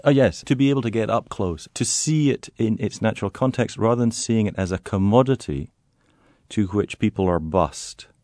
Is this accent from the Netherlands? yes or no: yes; Netherlands; I was born in the Netherlands